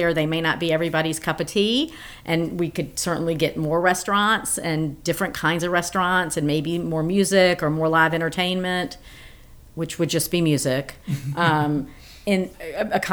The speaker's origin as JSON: {"language": "English", "town": "Memphis", "region": "Tennessee", "country": "United States", "tie": "born or raised there", "moved": "yes", "lives_now": "Dunwoody, United States", "said": "I grew up in Memphis, Tennessee"}